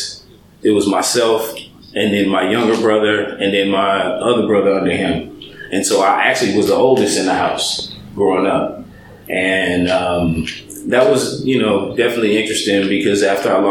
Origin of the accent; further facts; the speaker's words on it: St. Louis, Missouri, United States; moved away as an adult; also born or lived in Seattle, Washington / Illinois / Georgia; now in California, United States; Born in Seattle in 1974, raised in St. Louis